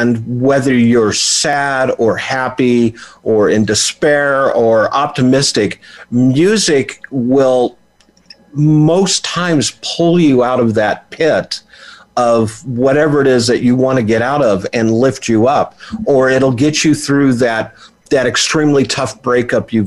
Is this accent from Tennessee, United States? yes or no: no; Oildale, California, United States; I was born in the Central Valley of California, a little town called Oildale, which is also, its claim to fame is … is from there